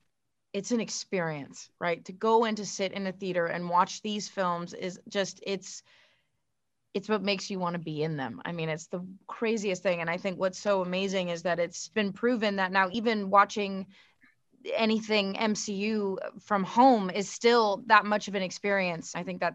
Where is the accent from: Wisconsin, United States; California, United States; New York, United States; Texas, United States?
California, United States; at least not maybe as many as you'd think growing up in Southern California.